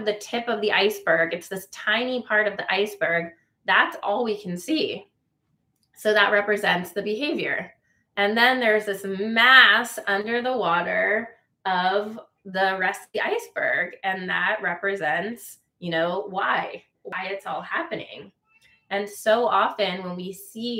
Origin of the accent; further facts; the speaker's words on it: Carmel, California, United States; moved away; I grew up in Carmel, which is known to be a beach town